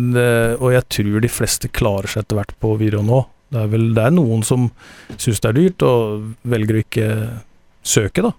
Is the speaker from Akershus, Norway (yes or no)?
no; Telemark, Norway; jeg er telemarking